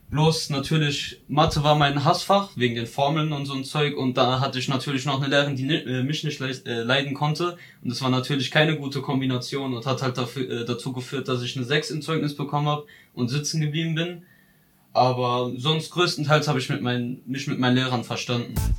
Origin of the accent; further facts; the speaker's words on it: Ludwigshafen, Rhineland-Palatinate, Germany; ich bin eigentlich nie aus Ludwigshafen rausgekommen, bin in Lu geboren